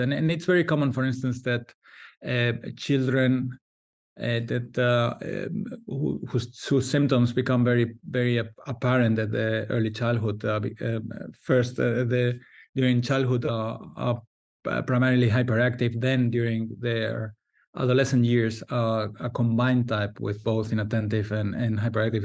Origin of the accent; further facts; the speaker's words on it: Valencia, Valencian Community, Spain; I'm a psychiatrist from Valencia, Spain